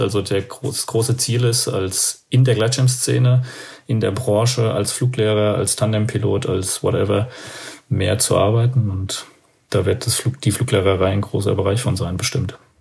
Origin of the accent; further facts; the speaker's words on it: Aschaffenburg, Bavaria, Germany; ich komme ja aus Aschaffenburg, das ist in der Nähe von Frankfurt da oben